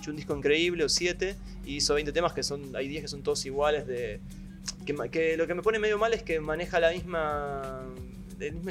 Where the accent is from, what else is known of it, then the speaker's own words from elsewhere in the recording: Colombia; yo soy de Colombia